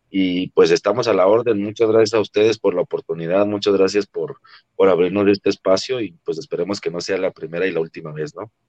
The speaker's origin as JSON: {"language": "Spanish", "country": "Mexico", "said": "a nosotros lo que nos identifica como mexicanos no es el hecho de, llévame al Estadio Azteca"}